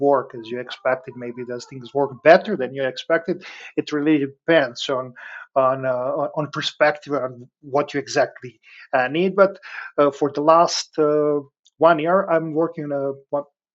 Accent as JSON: {"language": "English", "country": "Serbia", "moved": "as an adult", "lives_now": "Breda, Netherlands", "said": "I'm originally from Serbia, but I moved approximately 2.5 years ago to the Netherlands with my family, where I work and live right now."}